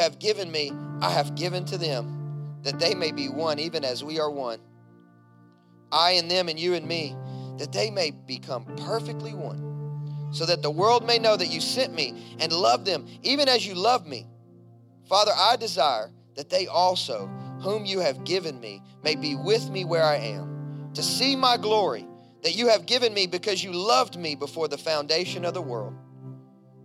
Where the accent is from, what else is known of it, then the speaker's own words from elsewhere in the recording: Kentucky, United States; I grew up in Kentucky, a coal mining town.